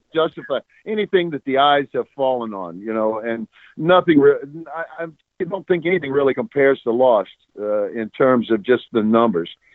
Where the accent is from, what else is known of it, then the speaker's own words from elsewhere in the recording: Mississippi, United States; moved away; also born or lived in New Orleans, Louisiana / California; I grew up down south. I'm a Mississippi, New Orleans from that from that neck.